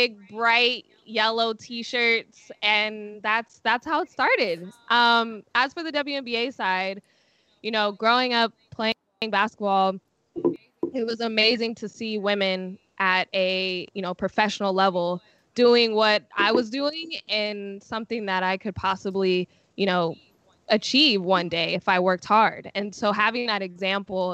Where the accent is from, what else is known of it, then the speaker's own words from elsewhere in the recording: Sacramento, California, United States; I'm from Sacramento